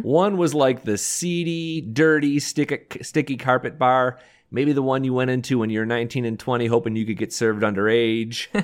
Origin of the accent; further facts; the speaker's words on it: Detroit, Michigan, United States; I grew up in Detroit